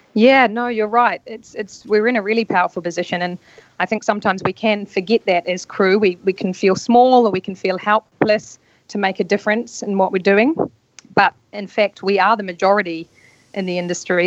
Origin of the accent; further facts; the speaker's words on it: North Island, New Zealand; moved away as an adult; also born or lived in London; I'm a Kiwi. Uh, I grew up in New Zealand in a small rural town in the North Island